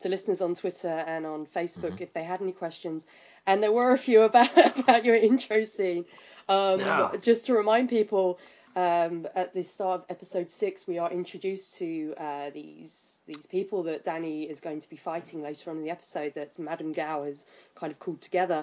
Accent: England, United Kingdom; I'm English.

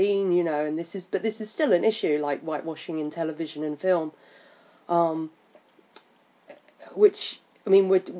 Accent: London, United Kingdom; I'm from London

